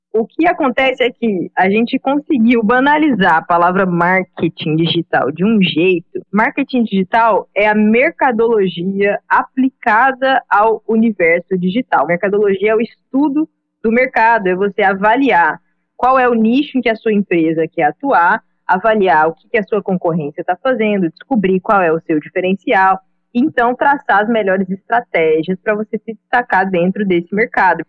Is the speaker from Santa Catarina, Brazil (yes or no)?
no; Goiânia, Goiás, Brazil; moved away as an adult; now in Recife, Brazil; eu sou natural de Goiânia